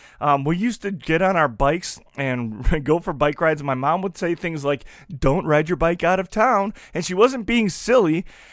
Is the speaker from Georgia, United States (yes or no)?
no; La Crosse, Wisconsin, United States; Growing up in La Crosse, I had two parents who loved each other and were in love with Jesus.